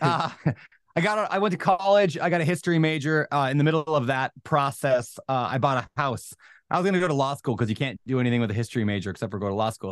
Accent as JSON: {"language": "English", "region": "Minnesota", "country": "United States", "tie": "born or raised there", "also_born_or_lived": "Washington", "moved": "as an adult", "said": "I grew up in Minnesota, college, met my girl, moved to Washington, got married"}